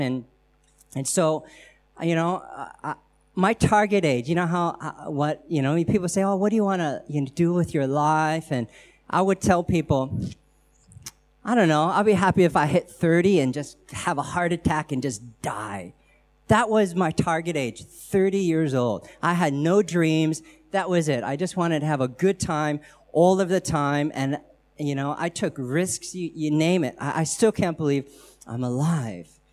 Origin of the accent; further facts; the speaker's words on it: United States; accent: American; I'm American